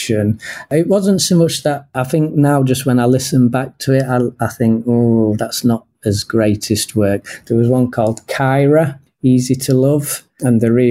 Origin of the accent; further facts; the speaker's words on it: Sheffield, Yorkshire and the Humber, United Kingdom; now in Japan; So I'm originally from Sheffield in England.